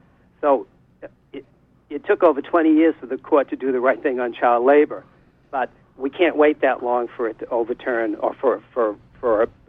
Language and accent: English; Ellsworth, Maine, United States; also born or lived in Blue Hill, Maine / New York City; I was born in Blue Hill, grew up and went through school in Surrey and Ellsworth, where I live now in Surrey. I spent some time in New York City on the Lower East Side in my middle years